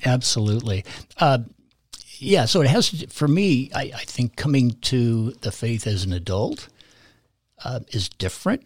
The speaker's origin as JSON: {"language": "English", "region": "California", "country": "United States", "tie": "born or raised there", "said": "I grew up in California, born and raised there"}